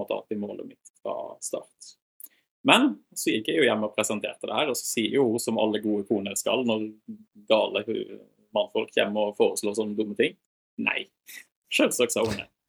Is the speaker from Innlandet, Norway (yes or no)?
no; Voss, Vestland, Norway; moved away; also born or lived in Volda; Født og oppvokst på Voss